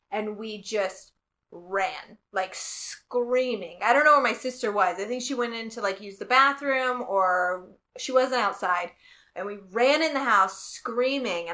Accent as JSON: {"language": "English", "region": "Southern Illinois", "country": "United States", "said": "I'm from Southern Illinois"}